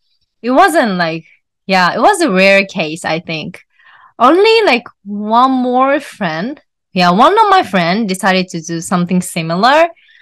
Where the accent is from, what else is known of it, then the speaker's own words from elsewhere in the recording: Japan; first language Japanese; English is a second language; her mother tongue is German, and my mother tongue is Japanese.